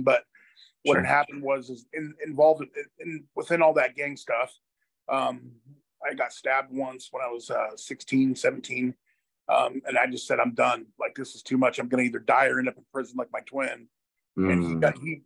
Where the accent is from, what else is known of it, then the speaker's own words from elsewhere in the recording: Hillsboro, Oregon, United States; also born or lived in Portland, Oregon / Beaverton, Oregon; I was born and raised in Portland, Oregon, in 1980, and lived in the grew up in the suburbs, in a city called Hillsboro, Beaverton, Hillsboro area